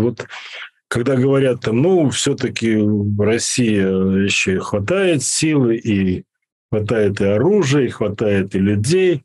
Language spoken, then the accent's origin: Russian; Belarus